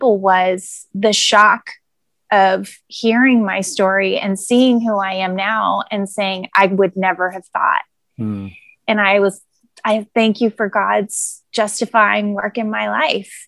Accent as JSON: {"language": "English", "area": "the Sierra Nevada", "region": "Northern California", "country": "United States", "tie": "born or raised there", "moved": "as an adult", "lives_now": "Southern California, United States", "said": "I was born and raised in Northern California. I lived my whole life in Northern California."}